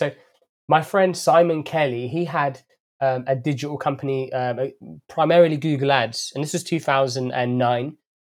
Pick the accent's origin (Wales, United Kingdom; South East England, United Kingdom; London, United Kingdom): London, United Kingdom; also born or lived in Saudi Arabia; I was actually born in Saudi Arabia, and I have my origins are in Ethiopia, but I was brought up in London from the age of five.